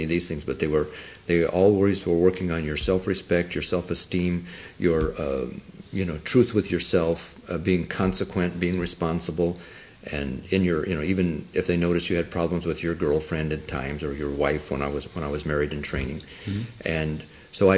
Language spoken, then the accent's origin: English; Arizona, United States; first language Spanish; English is a second language; I was born in Arizona, in the mountains, on an Apache Indian reservation, and I probably came to any kind of a city for the first time when I was about 7 years old, and I grew up speaking Spanish